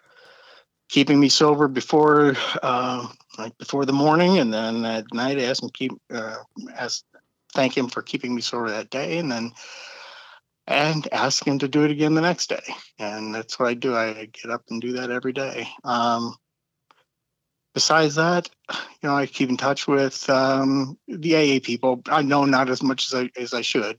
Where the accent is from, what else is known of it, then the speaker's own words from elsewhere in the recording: St. Louis, Missouri, United States; I grew up in St. Louis.